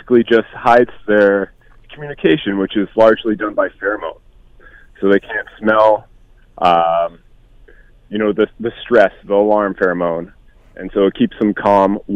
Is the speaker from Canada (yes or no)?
yes; Hamilton, Ontario, Canada; growing up in Hamilton, it's been great